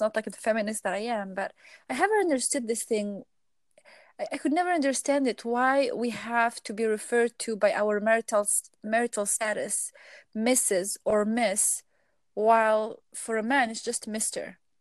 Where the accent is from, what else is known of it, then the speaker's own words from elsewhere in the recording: Algeria; I'm from Algeria originally